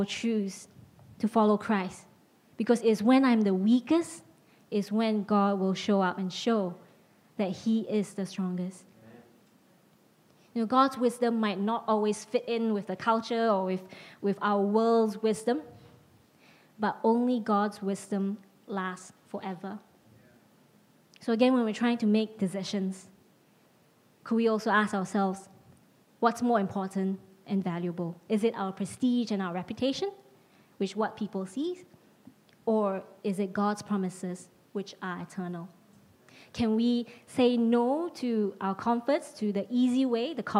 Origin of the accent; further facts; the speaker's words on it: Penang, Malaysia; moved away as an adult; also born or lived in Nilai, Malaysia / United States; now in London, United Kingdom; I was moving from Penang to Nilai, and a high school friend of mine from my hometown